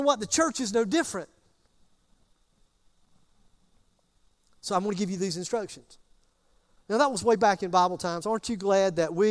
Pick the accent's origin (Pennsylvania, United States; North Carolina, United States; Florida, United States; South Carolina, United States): South Carolina, United States; Greer; I am from Greer.